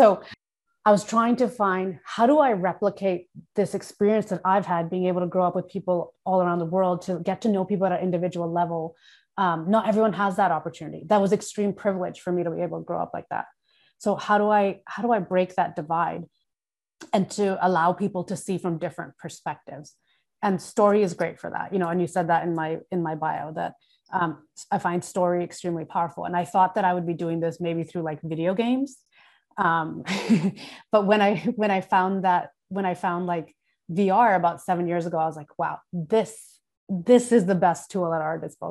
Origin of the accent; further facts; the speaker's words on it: Thailand; I grew up in Thailand. Like we take off our shoes before we go into the house.